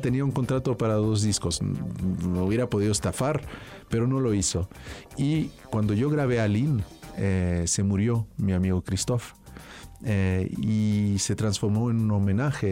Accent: France; yo nací en Francia

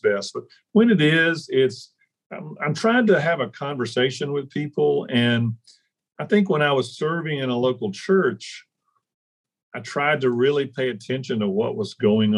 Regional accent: Deep South, United States; I grew up in the Deep South

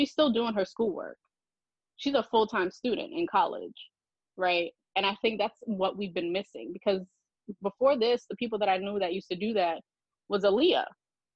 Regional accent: New York, United States; as a New Yorker

